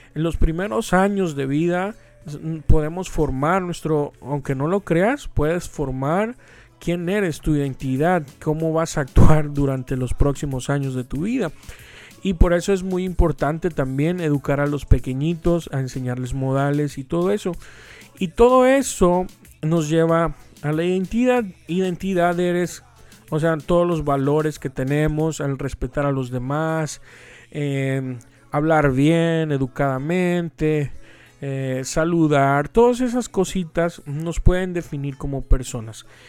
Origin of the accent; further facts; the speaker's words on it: Veracruz, Mexico; aquí su servilleta nació en Veracruz, Veracruz, México. Y todo el mundo me dice que soy jarocho